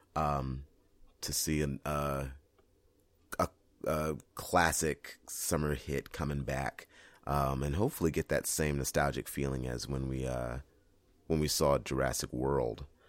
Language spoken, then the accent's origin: English; San Diego, California, United States; my hometown of San Diego